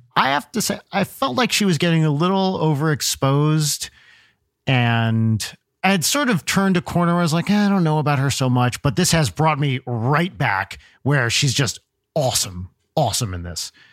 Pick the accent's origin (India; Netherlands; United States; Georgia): United States; New Jersey; moved away; also born or lived in Los Angeles, United States; I always said uh, remote or remote control growing up in Jersey